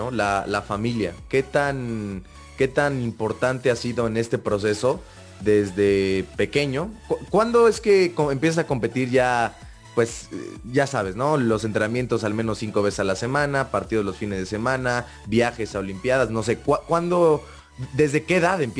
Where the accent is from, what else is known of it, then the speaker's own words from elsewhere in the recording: Xalapa, Veracruz, Mexico; Soy de Jalapa, Veracruz.